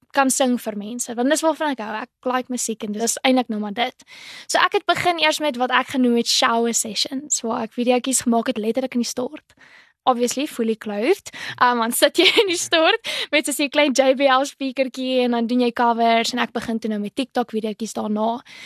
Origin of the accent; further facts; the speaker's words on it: Port Elizabeth, Eastern Cape, South Africa; ek is eintlik van Port Elizabeth ek is 21 jaar oud, so ek het in 2019 matrikuleer